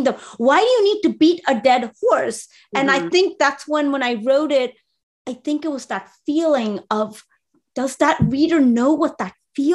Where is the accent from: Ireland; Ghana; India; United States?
India; I'm Indian Muslim